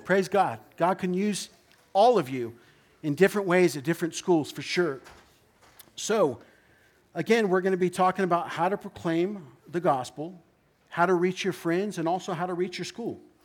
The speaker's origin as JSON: {"language": "English", "area": "Orange County", "region": "California", "country": "United States", "said": "I am from Orange County"}